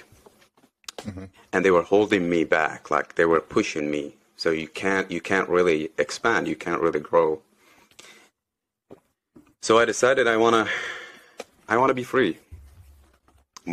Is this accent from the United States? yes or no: no; Saudi Arabia; moved away as an adult; I grew up in Saudi. Yeah, I was born in Saudi, grew up in Saudi till I was 26, 27